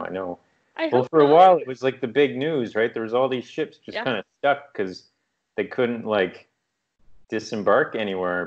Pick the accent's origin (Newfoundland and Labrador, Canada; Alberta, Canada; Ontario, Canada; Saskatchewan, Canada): Newfoundland and Labrador, Canada; moved away as an adult; also born or lived in British Columbia; where I grew up in Newfoundland